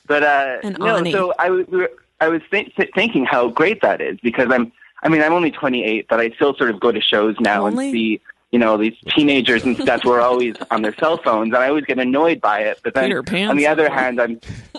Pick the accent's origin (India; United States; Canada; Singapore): Canada; I'm Canadian